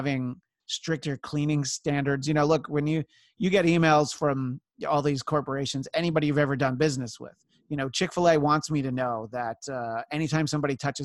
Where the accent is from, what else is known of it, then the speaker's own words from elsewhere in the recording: New York area, United States; growing up in the New York area and working in New York